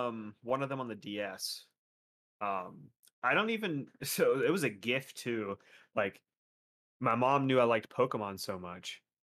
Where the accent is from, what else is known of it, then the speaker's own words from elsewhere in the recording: Florida, United States; Well, I'm from South Florida. It's right there.